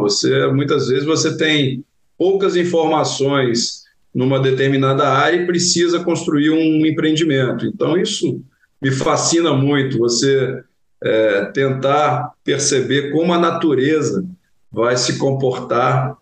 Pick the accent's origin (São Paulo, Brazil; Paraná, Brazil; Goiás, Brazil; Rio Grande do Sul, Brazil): Goiás, Brazil; interior of; moved away as an adult; now in Rio de Janeiro, Brazil; eu venho de Goiás, do interior de Goiás